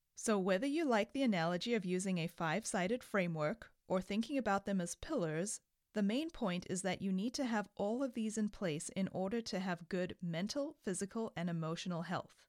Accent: South Africa; moved away; I grew up in South Africa

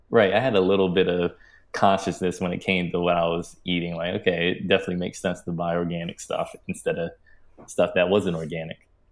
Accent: Maryland, United States; I grew up in Maryland, a suburban town in Maryland

